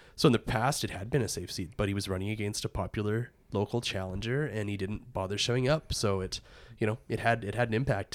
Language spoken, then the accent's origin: English; Warrenville, Alberta, Canada; I grew up in Warrenville, and our community hall was the parish Hall.